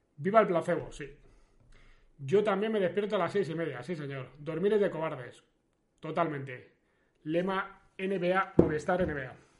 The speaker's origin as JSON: {"language": "Spanish", "town": "León", "region": "Castile and León", "country": "Spain", "moved": "yes", "lives_now": "Rivas-Vaciamadrid, Spain", "said": "yo soy de León y soy del a León"}